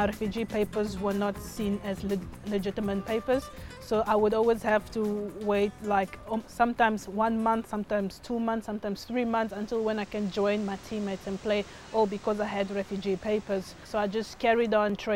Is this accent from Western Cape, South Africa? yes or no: yes; Cape Town, Western Cape, South Africa; born or raised there; also born or lived in Democratic Republic of the Congo; now in Malaga, Spain